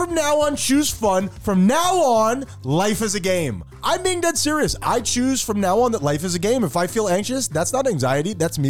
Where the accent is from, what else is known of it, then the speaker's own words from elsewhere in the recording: Nicaragua; I'm from Nicaragua, Tyler.